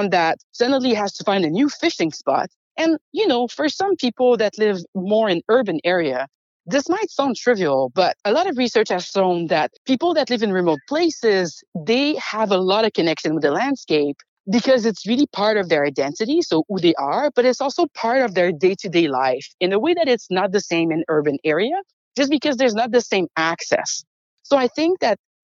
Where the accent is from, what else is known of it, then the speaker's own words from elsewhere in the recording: Canada; As Canadian